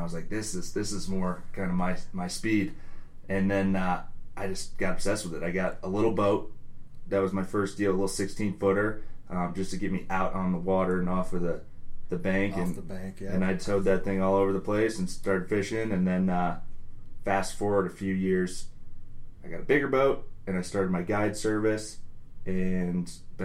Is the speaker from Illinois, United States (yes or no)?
yes; Chicago, Illinois, United States; moved away as an adult; now in Colorado, United States; I'm from Chicago. Born and raised. Moved out to Colorado